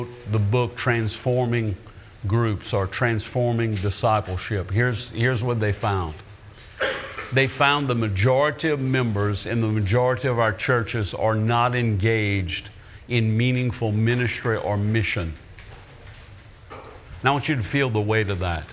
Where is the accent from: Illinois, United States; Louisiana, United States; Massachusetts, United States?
Louisiana, United States; Ville Platte; also born or lived in Mamou, Louisiana; First Baptist Church in Ville Platte, Louisiana